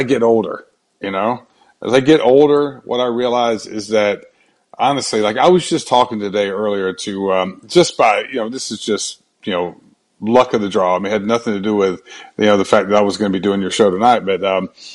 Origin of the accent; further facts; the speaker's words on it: Brunswick, Georgia, United States; moved away as an adult; also born or lived in Atlanta, Georgia; now in Florida, United States; I grew up in Brunswick, Georgia, about an hour north of Jacksonville